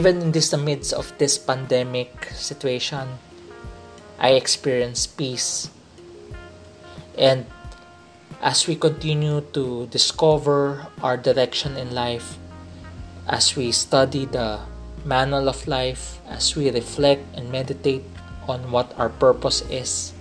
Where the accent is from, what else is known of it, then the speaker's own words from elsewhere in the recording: Philippines; I realized I am a Filipino. I am in the Philippines